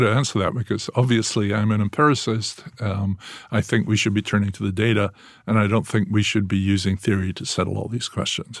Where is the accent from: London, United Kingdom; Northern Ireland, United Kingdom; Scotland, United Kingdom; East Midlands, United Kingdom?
Scotland, United Kingdom; moved away as an adult; also born or lived in England; now in United States; growing up in Scotland, where we always sort of feel we're a colony of England